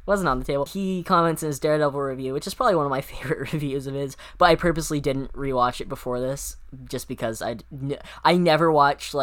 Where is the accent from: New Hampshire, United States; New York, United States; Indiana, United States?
New Hampshire, United States; I'm from New Hampshire, so my family, we would always take trips to Massachusetts